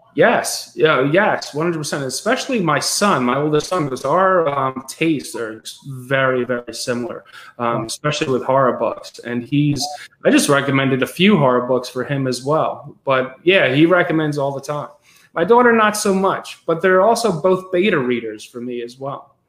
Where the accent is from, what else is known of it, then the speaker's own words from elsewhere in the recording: Westchester County, New York, United States; so i grew up in westchester county new york hudson valley region